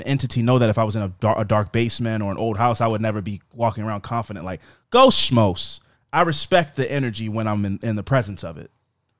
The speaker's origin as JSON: {"language": "English", "town": "Catonsville", "region": "Maryland", "country": "United States", "tie": "born or raised there", "said": "Anyway, I grew up in Catonsville, Maryland"}